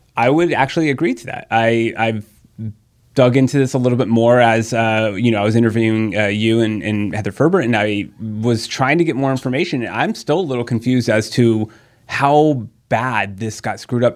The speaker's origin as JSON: {"language": "English", "town": "San Diego", "region": "California", "country": "United States", "tie": "born or raised there", "said": "I've born and raised in San Diego"}